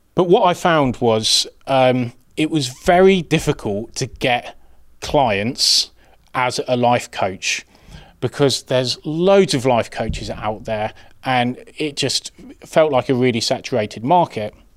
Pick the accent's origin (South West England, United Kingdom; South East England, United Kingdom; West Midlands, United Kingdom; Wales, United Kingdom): West Midlands, United Kingdom; Birmingham; I'm from Birmingham